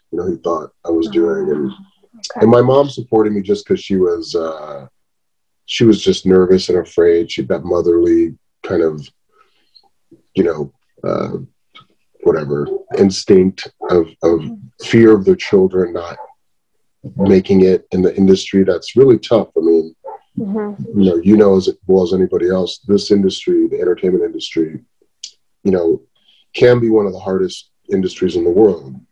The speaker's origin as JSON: {"language": "English", "town": "Riverside", "region": "California", "country": "United States", "tie": "born or raised there", "also_born_or_lived": "Helwan, Egypt", "said": "I grew up in Riverside, had a pretty normal childhood"}